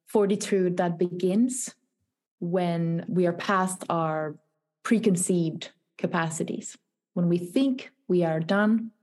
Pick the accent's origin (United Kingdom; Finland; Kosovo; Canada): Finland; also born or lived in Helsinki; Helsinki. So it's the capital of Finland, my native country.